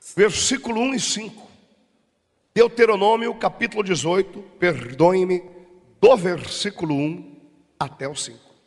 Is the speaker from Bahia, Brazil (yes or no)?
no; Rio Grande do Sul, Brazil; Eu sou gaúcho